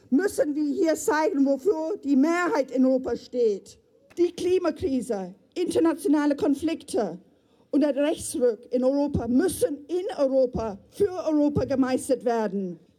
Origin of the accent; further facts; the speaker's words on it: United Kingdom; German is a second language; moved away as an adult; now in Moers, Germany; Ich bin gebürtige Britin und lebe seit 33 Jahren hier in Deutschland, 28 Jahre davon in Mörs.